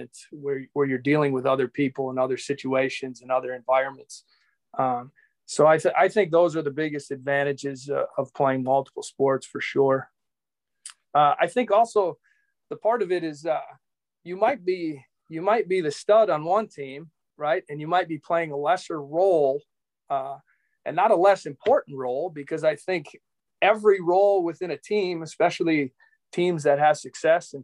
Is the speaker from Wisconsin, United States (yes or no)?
yes; Appleton, Wisconsin, United States; also born or lived in Arkansas; born and raised in Appleton, Wisconsin, currently the manager of the Wisconsin Timber Rattlers. I reside here in Appleton still